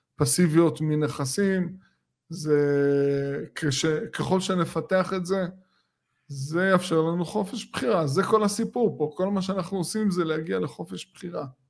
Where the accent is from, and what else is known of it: Israel